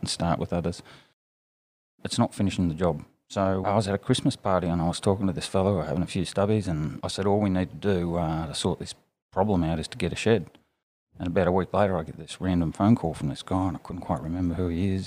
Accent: Armidale, New South Wales, Australia; also born or lived in Sydney; grew up in Armidale. Well, I did my primary school years there and then high school in uh, Sydney

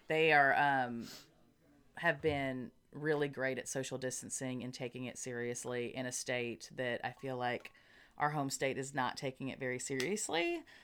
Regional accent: Arkansas, United States; we're from Arkansas

